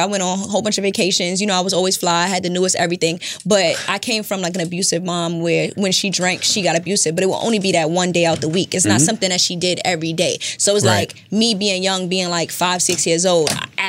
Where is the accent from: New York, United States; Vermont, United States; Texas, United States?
New York, United States; New York City; I'm from Brooklyn. You're from Brooklyn. I'm from the floors, Canarsie, okay.